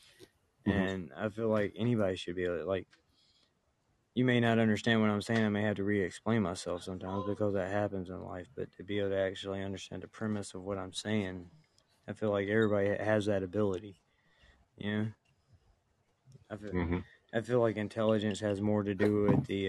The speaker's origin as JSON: {"language": "English", "region": "the South", "country": "United States", "accent": "redneck, drawn-out"}